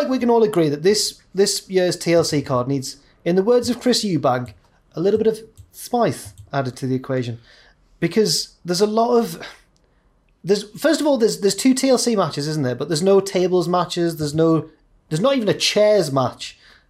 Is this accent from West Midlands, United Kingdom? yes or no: no; Scotland, United Kingdom; accent: Scottish; my Scottish accent's acceptable at least.